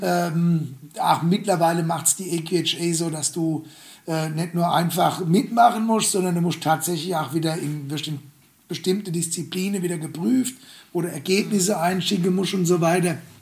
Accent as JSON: {"language": "German", "country": "Germany", "said": "bei uns in Deutschland"}